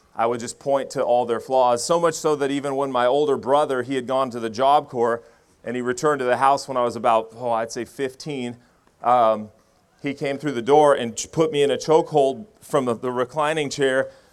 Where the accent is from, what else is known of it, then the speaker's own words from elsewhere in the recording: Medford, Oregon, United States; I grew up here in Oregon. I, uh, was born in Medford, Oregon